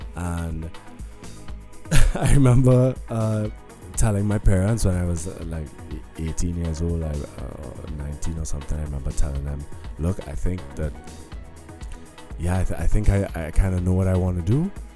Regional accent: Trinidad & Tobago; moved away as an adult; now in Berlin, Germany; growing up in Trinidad um, and going to yeah living in Trinidad my whole life

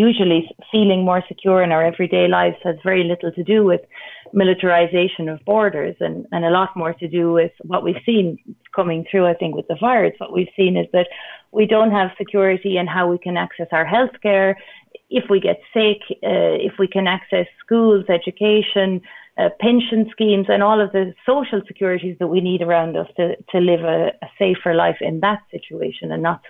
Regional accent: Ireland; moved away; I'm from Ireland

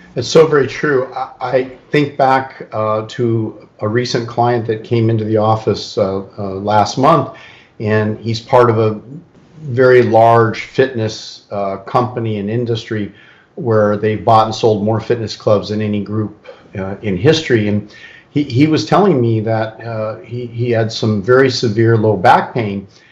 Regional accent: California, United States; I'm really born and raised in California

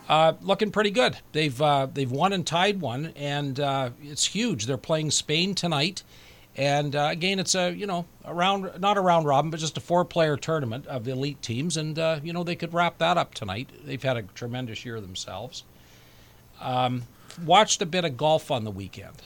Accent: Canada; as a Canadian

